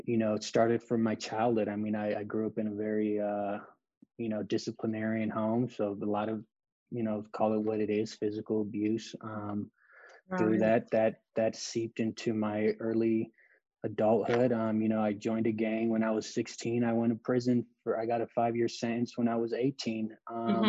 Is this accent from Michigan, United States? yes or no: no; Los Angeles, California, United States; I grew up in Los Angeles